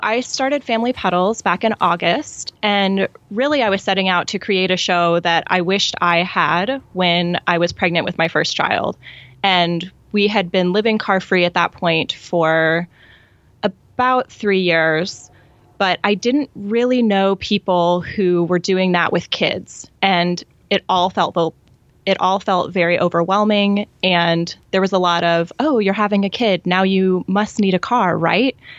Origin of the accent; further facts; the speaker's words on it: Columbia, Missouri, United States; moved away as an adult; now in Bloomington, United States; I grew up in Columbia, Missouri